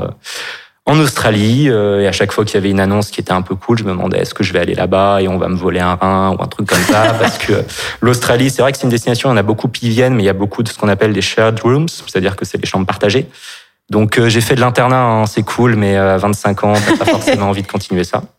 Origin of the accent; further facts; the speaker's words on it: Nantes, Pays de la Loire, France; now in Paris, France; je suis né à Nantes et j'habite en ce moment à Paris